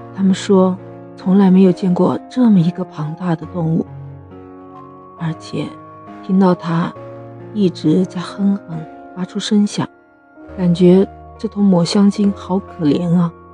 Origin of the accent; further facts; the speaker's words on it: China; 我们中国人，用我们中国人自己的方法、自己的爱心